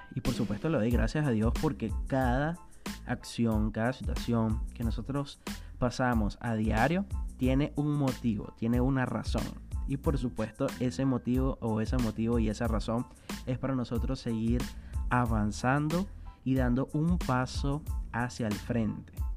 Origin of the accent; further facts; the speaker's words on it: Venezuela; moved away as an adult; also born or lived in southern Brazil; now in Brazil; yo soy venezolano y tengo ya dos años viviendo aquí en Brasil.